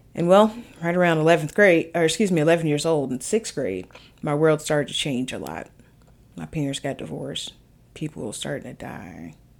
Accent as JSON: {"language": "English", "region": "the South", "country": "United States", "tie": "born or raised there", "said": "I grew up Baptist in the South."}